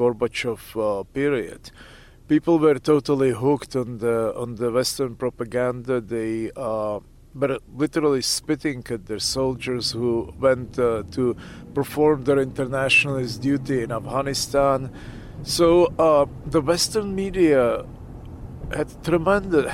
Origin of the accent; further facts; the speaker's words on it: Pilsen, Plzeň Region, Czechia; moved away; also born or lived in Leningrad, Russia; I was born in Leningrad. I lived there for some time as a child, but then I grew up in Czechoslovakia, which used to be Czechoslovakia, and now it's Czech Republic